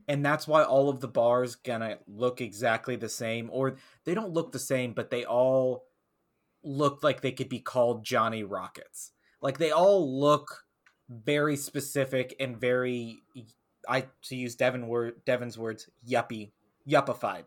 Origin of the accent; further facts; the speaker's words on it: the South, United States; growing up in the South